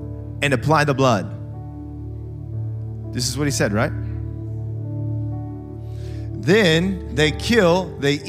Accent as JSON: {"language": "English", "country": "United States", "said": "we're so American"}